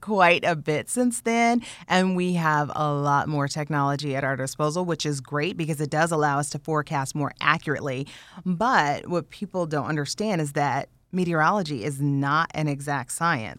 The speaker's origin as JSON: {"language": "English", "region": "Indiana", "country": "United States", "tie": "born or raised there", "said": "growing up in Indiana, we had all seasons"}